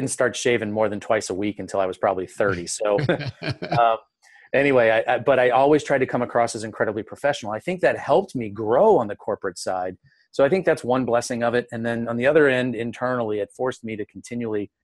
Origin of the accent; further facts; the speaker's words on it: St. Louis, Missouri, United States; I was born and raised here in St. Louis.